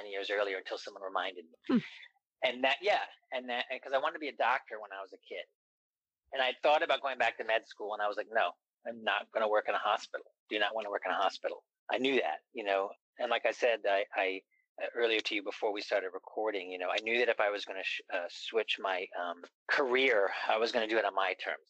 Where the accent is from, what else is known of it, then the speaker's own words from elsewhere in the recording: East Coast, United States; also born or lived in San Francisco; now in Los Angeles, United States; I'm from the East Coast